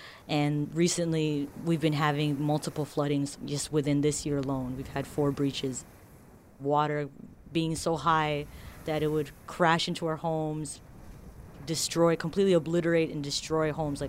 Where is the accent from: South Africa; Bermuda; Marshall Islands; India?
Marshall Islands; I'm from the Marshall Islands. The Marshall Islands is in the Northern Pacific Ocean, and it's in an area called Micronesia. It's a small country.